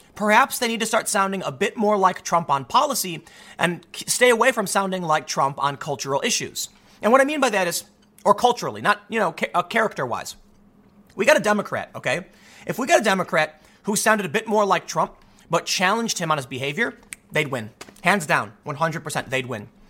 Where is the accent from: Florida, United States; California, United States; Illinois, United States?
Illinois, United States; Chicago; I'm from Chicago.